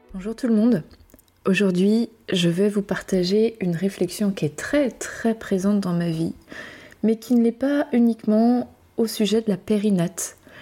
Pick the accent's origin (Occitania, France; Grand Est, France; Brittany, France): Brittany, France; je suis française. Française euh, en métropole, je viens de Bretagne.